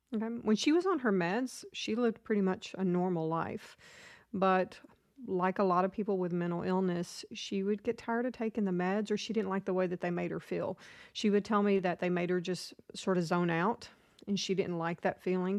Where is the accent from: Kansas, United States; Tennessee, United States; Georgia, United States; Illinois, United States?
Tennessee, United States; Nashville; also born or lived in Florida; I grew up in Nashville, kind of moved around a lot.